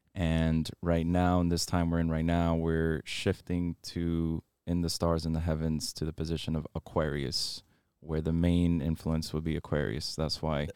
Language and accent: English; Miami, Florida, United States; I was born and raised here in Miami, um, so I'm a local